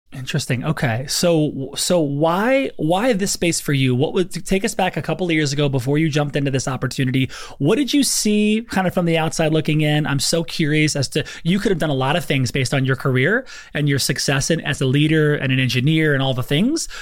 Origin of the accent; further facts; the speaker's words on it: Lafayette, Louisiana, United States; I'm from Louisiana